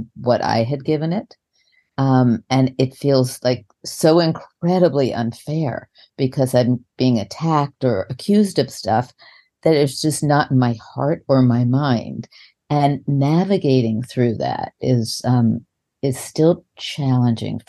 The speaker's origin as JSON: {"language": "English", "region": "New York", "country": "United States", "moved": "yes", "said": "I'm from New York and we did"}